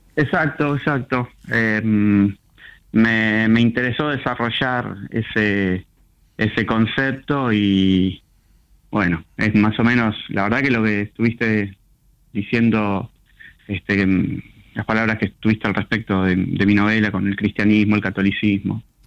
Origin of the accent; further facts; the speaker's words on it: Lanús, Buenos Aires Province, Argentina; Soy, nací en Lanús. Sí. Este, mm, soy del conurbano, zona sur del conurbano. Viví en distintos lugares, zona sur del conurbano.